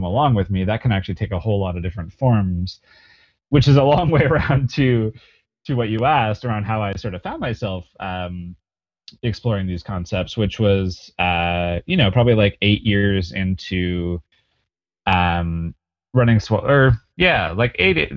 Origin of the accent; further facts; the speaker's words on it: Calgary, Alberta, Canada; I'm born and raised in Calgary